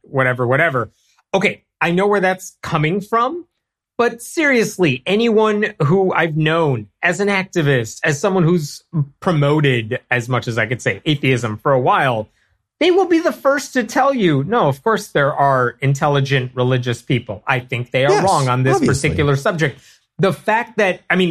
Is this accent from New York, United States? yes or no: no; Chicago, Illinois, United States; I'm from Chicago